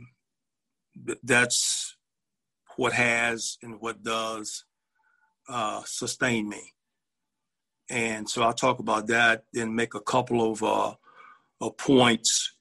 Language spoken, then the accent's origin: English; Birmingham, Alabama, United States; I was born and raised in Birmingham, Alabama